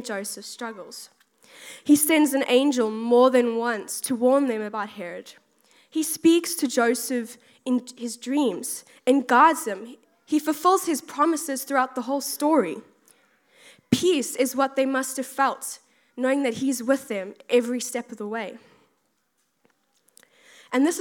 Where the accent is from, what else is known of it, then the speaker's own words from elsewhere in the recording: South Africa; moved away as an adult; now in United Kingdom; I'm originally from South Africa, if you can really tell from my accent